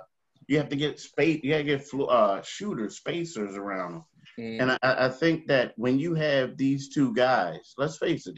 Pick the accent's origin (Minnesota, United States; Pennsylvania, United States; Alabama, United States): Pennsylvania, United States; Philadelphia; we're all from Philly